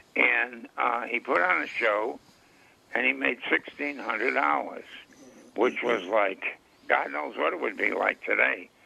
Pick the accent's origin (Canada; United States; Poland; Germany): United States; Rochester, New York; my hometown, Rochester, New York